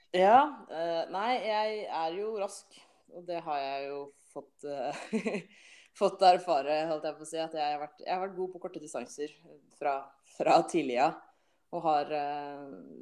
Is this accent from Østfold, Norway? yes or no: yes; Halden, Østfold, Norway; jeg er jo fra Halden og bor i Halden